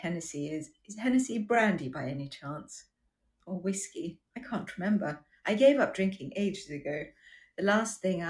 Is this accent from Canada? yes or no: no; Durban, KwaZulu-Natal, South Africa; accent: Australian; also born or lived in Australia; now in United Kingdom; I grew up in South Africa